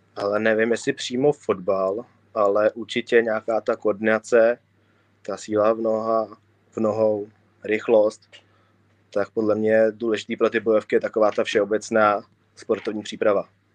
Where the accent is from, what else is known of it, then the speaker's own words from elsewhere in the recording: Prague, Czechia; typický Pražák